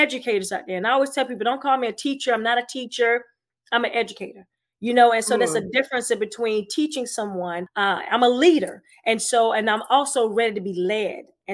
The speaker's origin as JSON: {"language": "English", "region": "South Carolina", "country": "United States", "moved": "yes", "lives_now": "Tampa, United States", "said": "I'm originally from South Carolina"}